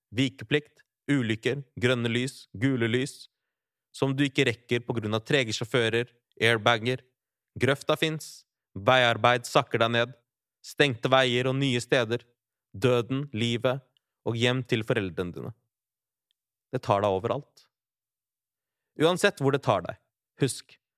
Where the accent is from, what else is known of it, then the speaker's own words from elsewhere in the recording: Larvik, Vestfold, Norway; Barndomskompiser fra Larvik, der jeg vokste opp